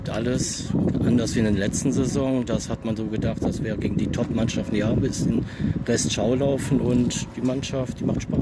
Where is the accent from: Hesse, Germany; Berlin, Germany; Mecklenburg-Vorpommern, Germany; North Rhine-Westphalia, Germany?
North Rhine-Westphalia, Germany; Mönchengladbach; born there; Ich komme ja eindeutig aus der Grashofzeit und äh, bin in Gladbach geboren.